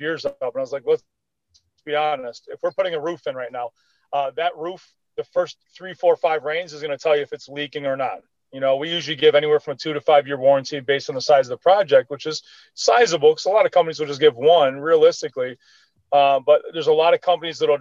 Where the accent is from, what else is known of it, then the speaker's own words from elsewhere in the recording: Chicago, Illinois, United States; moved away as an adult; Chicago, is where I was originally from, 36 years, born and raised in Chicago, been down here for 9